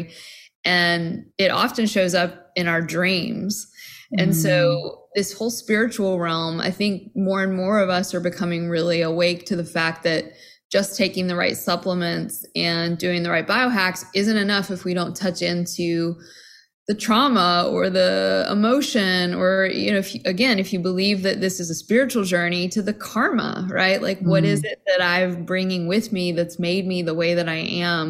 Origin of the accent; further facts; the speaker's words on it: Tennessee, United States; I grew up Southern Baptist in Tennessee